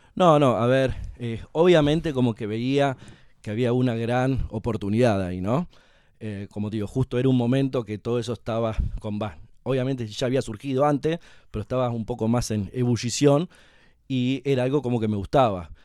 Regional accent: Santa Rosa, La Pampa, Argentina; moved away as an adult; now in Buenos Aires, Argentina; soy nacido y criado en Santa Rosa La Pampa, estudié ahí primario y secundario

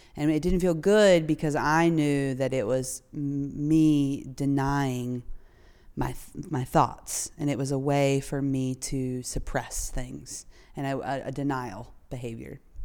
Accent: North Carolina, United States; I grew up in North Carolina, uh, right in the thick of the Bible Belt

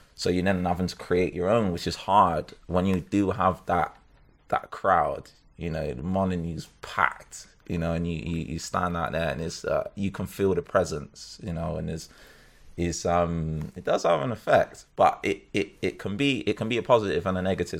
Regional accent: Bristol, South West England, United Kingdom; now in Birmingham, United Kingdom; I'm from Bristol.

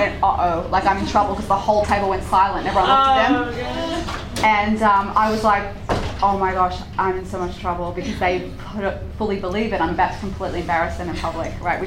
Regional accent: Sydney, New South Wales, Australia; moved away; I grew up in Sydney, Australia with the kangaroos

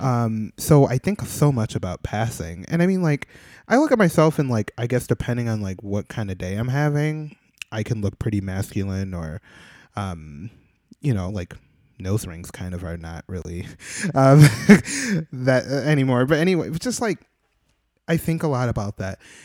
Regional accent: Midwest, United States; now in New York, United States; I'm born and raised in the Midwest

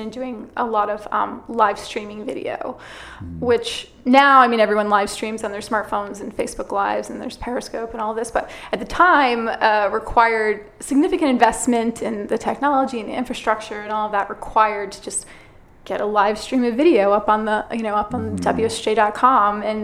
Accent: Connecticut, United States; moved away as an adult; also born or lived in Massachusetts / New York City, United States; now in California, United States; I'm from Connecticut originally

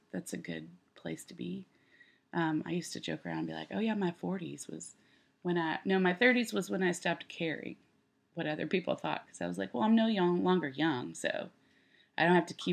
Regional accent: Texas, United States; now in Nashville, United States; I grew up in Texas

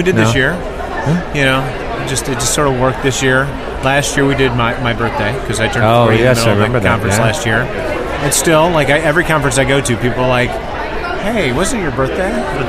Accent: Detroit, Michigan, United States; You know, so I grew up in Detroit, in the Detroit metro area.

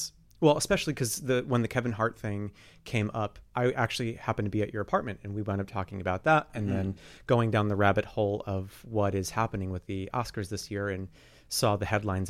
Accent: Canada; I'm from Canada. I didn't know that, eh?

